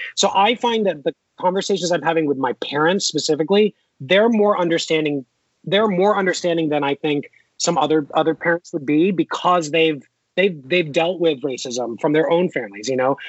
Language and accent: English; Philippines; I have a millionaire neighbor who's Indian and I'm Filipino. And, you know, we came from nothing, but we came here.